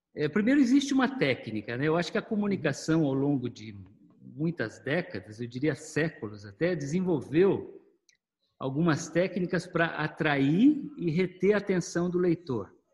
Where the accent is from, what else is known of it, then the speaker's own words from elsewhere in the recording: Maringá, Paraná, Brazil; eu sou é, paranaense de Maringá. É, nasci numa família de agricultores